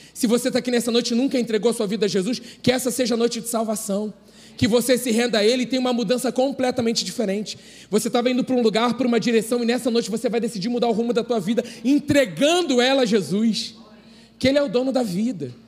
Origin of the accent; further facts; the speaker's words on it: Brazil; nós, como brasileiros